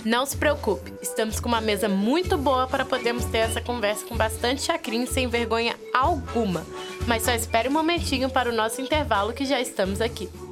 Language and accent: Portuguese; Minas Gerais, Brazil; Sou mineira com muito orgulho